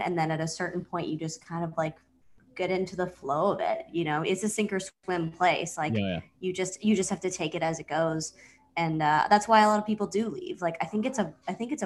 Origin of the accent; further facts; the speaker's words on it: Vancouver, British Columbia, Canada; moved away as an adult; now in Brooklyn, United States; I grew up in Vancouver proper. I grew up in downtown Vancouver.